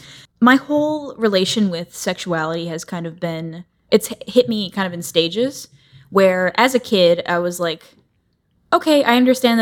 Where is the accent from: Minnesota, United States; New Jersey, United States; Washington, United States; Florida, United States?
Florida, United States; Tampa; moved away as an adult; I grew up in Tampa, Florida. {S0} Okay. {S1} For like 20 years. And then I moved out here.